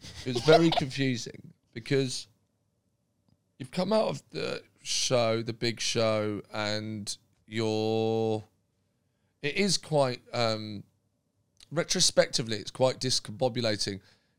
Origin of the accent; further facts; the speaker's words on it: Brighton, South East England, United Kingdom; I know I'm from Brighton, so I used to see him all the time.